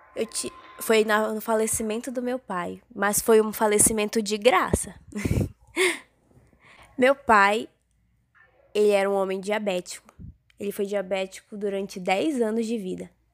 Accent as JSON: {"language": "Portuguese", "region": "interior of Pará", "country": "Brazil", "said": "nós somos do interior do Pará"}